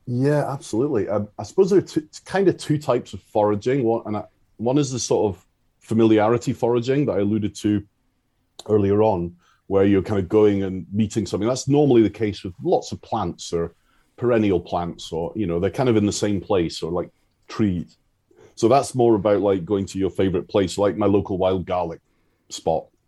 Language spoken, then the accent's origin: English; Isle of Arran, Scotland, United Kingdom; I grew up on the Isle of Arran